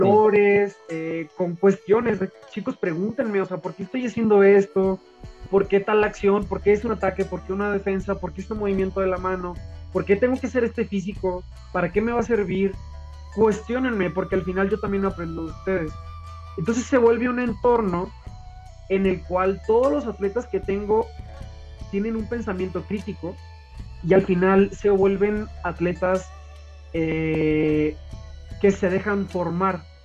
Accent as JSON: {"language": "Spanish", "town": "Tijuana", "region": "Baja California", "country": "Mexico", "tie": "born or raised there", "moved": "yes", "lives_now": "León, Mexico", "said": "Soy nacido en Tijuana, de padres sonorenses"}